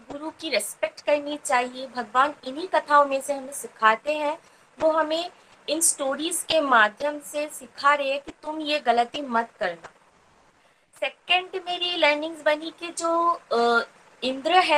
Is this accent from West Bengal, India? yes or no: yes; West Bengal, India; और मैं वेस्ट बंगाल से बिलोंग करती हूँ